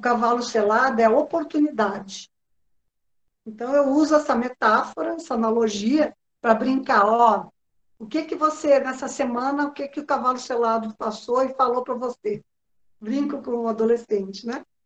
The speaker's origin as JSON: {"language": "Portuguese", "region": "Rio Grande do Sul", "country": "Brazil", "said": "Eu sou gaúcha"}